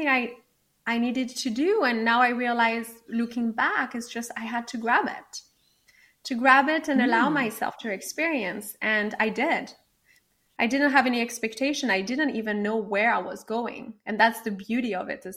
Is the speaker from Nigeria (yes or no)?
no; France; moved away as an adult; now in Los Angeles, United States; I grew up in France